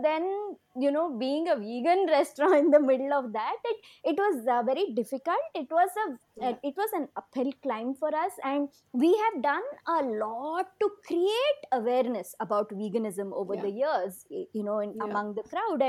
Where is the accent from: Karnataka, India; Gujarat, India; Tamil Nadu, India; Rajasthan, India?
Karnataka, India; Bangalore; in my hometown